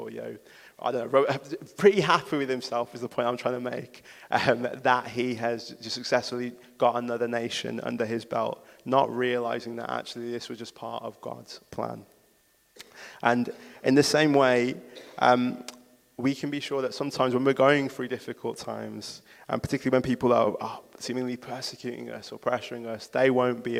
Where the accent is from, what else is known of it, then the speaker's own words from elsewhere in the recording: Wolverhampton, West Midlands, United Kingdom; I'm from Wolverhampton. There isn't a place that means more to me than this city.